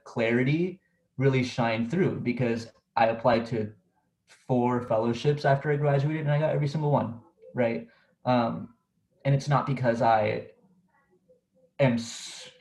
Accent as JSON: {"language": "English", "area": "Orange County", "region": "California", "country": "United States", "said": "I'm from Orange County, California, and that's where I am right now."}